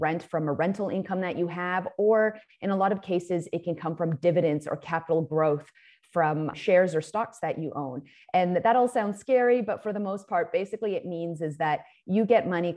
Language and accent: English; Vancouver, British Columbia, Canada; I grew up in Vancouver